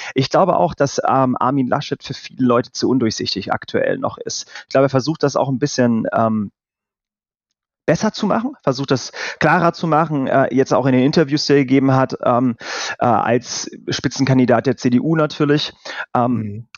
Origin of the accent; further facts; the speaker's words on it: North Rhine-Westphalia, Germany; bin ich aus Nordrhein-Westfalen